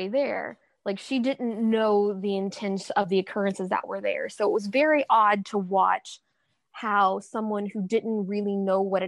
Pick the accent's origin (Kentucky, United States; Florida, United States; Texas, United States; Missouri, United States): Kentucky, United States; I'm from Kentucky